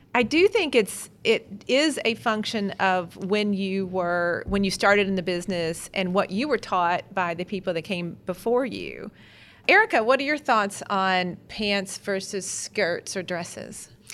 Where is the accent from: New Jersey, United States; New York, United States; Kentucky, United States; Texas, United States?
Kentucky, United States; I'm from Kentucky after all. Every self-respecting Kentucky girl